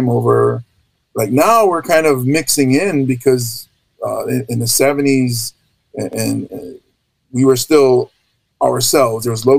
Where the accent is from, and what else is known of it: Hawaii, United States; born or raised there